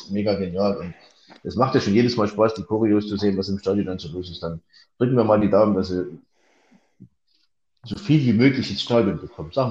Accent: Chemnitz, Saxony, Germany; äh, in der ehemaligen DDR, in meiner Heimatstadt in Karl-Marx-Stadt und dort zur erfolgreichsten Eiskunstläuferin der Welt herangewachsen.

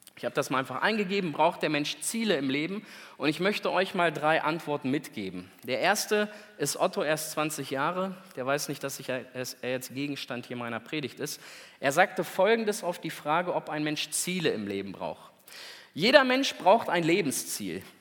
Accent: Celle, Lower Saxony, Germany; da oben bei uns in Celle

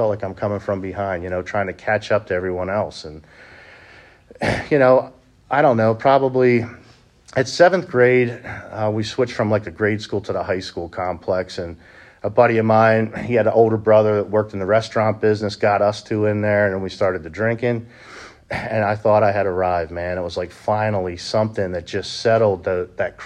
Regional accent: Honey Brook, Pennsylvania, United States; I grew up in Honeybrook, PA, not too far from here

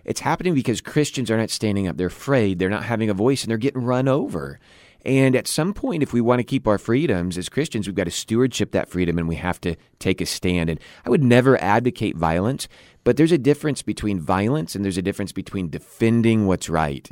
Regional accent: United States; as an American citizen

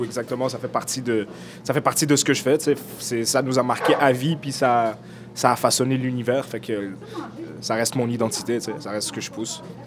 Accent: Montreal, Quebec, Canada; J'ai mes amis d'enfance avec qui j'ai grandi dans le Nord, puis j'ai euh, Oussama, mon, ami d'enfance, est humoriste. Euh, Lamine, avec qui j'ai grandi ici aussi

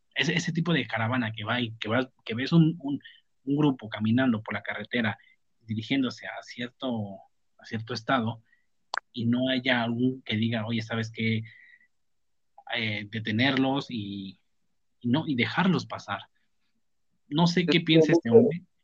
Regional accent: Mexico; somos mexicanos y somos lo que somos

